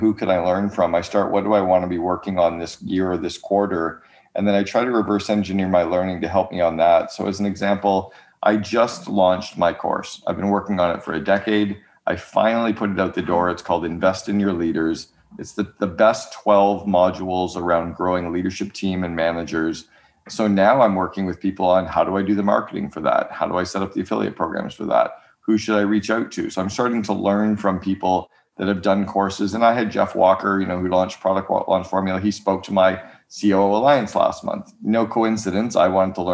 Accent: Canada; moved away as an adult; now in United States; As a Canadian

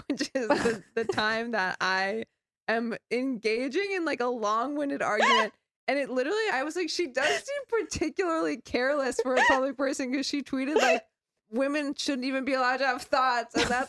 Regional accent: Connecticut, United States; I know I'm from Connecticut.

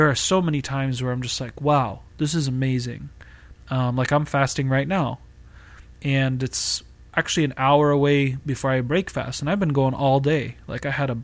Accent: Boston, Massachusetts, United States; moved away as an adult; now in California Bay Area, United States; I was born and raised in Massachusetts

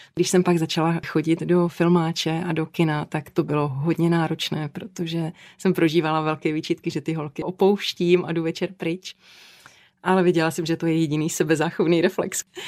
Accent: Kopřivnice, Moravian-Silesian Region, Czechia; v Kopřivnici, odkud pocházím

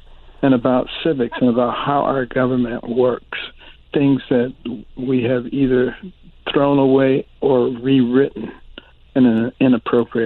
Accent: Detroit, Michigan, United States; also born or lived in Boston, Massachusetts / New Haven, Connecticut / Ann Arbor, Michigan / Baltimore, Maryland; I grew up in Detroit and in Boston, you know, late 50s and the 60s.

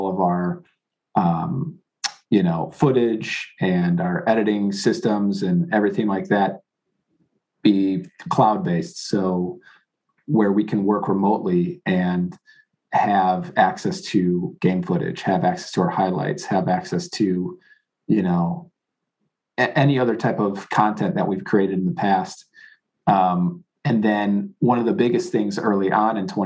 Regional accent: Chicago, Illinois, United States; moved away; I grew up in the Chicago area

